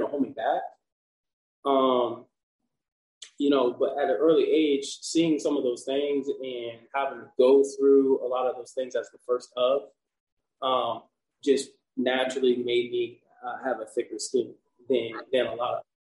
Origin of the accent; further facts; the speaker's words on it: Wamego, Kansas, United States; now in Kansas City, United States; So they resided in Little Wamego, Kansas.